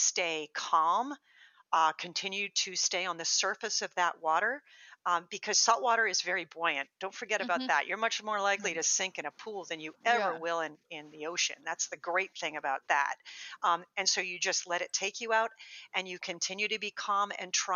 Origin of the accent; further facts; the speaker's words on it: New England, United States; moved away; where I grew up in New England on the beach